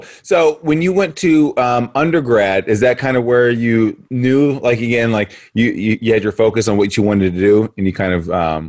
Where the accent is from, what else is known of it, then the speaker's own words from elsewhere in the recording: Florida, United States; moved away as an adult; also born or lived in Illinois; I'm from the South. So I grew up in Florida. You know, I moved up to Illinois. I met my wife. Brought her back to Florida